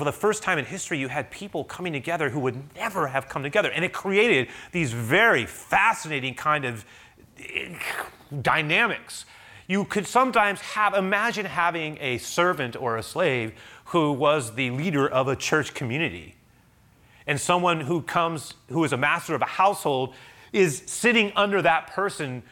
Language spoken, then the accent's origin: English; United States